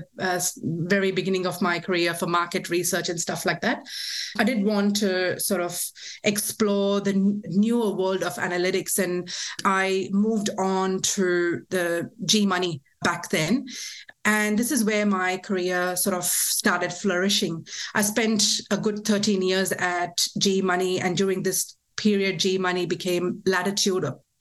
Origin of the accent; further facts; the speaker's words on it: India; now in Australia; I was born and raised in India